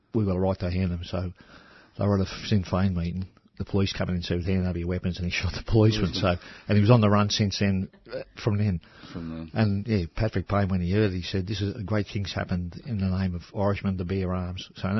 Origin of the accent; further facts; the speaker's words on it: Melbourne, Victoria, Australia; I was born in South Melbourne.